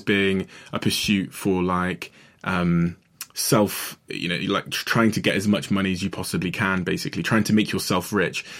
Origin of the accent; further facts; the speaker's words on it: Botswana; I was born in Botswana, just near South Africa.